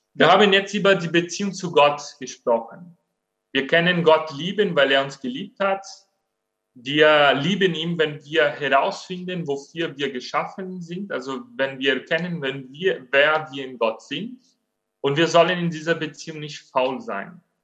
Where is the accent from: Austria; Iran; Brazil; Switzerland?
Brazil; German is a second language; now in Germany; Ich bin Brasilianer